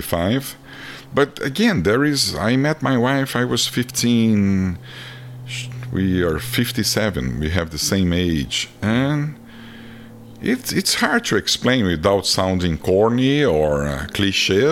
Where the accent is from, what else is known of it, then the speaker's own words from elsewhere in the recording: Brazil; accent: Brazilian; English is a second language; moved away as an adult; now in United States; being a Brazilian in America